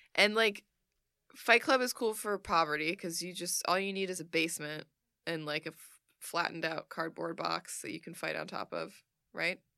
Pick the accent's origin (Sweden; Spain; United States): Sweden; I am from Sweden